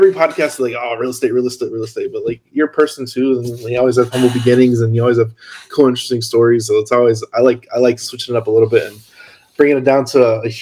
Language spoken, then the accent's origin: English; Hammond, Indiana, United States; moved away as an adult; now in California, United States; I grew up in Hammond